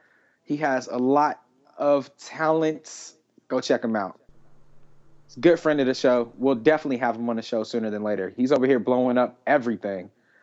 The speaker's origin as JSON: {"language": "English", "town": "Atlanta", "region": "Georgia", "country": "United States", "tie": "born or raised there", "said": "I was born and raised in Atlanta"}